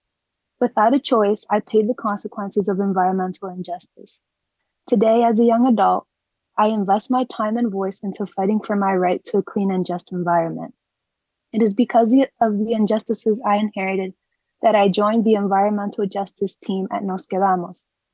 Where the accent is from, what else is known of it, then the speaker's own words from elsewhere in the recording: New York City, New York, United States; I was born and raised in the South Bronx.